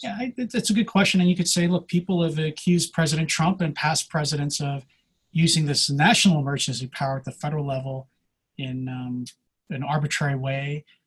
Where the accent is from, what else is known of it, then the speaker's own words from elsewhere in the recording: Pennsylvania, United States; now in California, United States; I'm originally from Pennsylvania, hence this Wawa mug